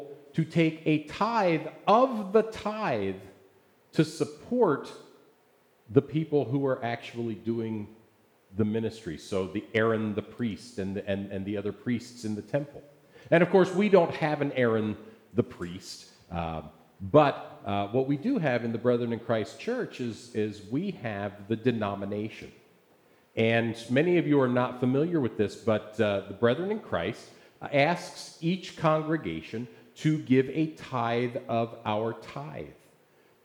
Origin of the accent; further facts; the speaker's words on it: Essex, Maryland, United States; moved away; my hometown of Essex, Maryland